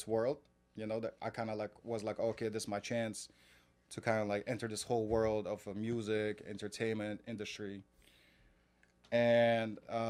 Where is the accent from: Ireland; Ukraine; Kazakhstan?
Kazakhstan; moved away as an adult; now in New York, United States; I grew up in Kazakhstan.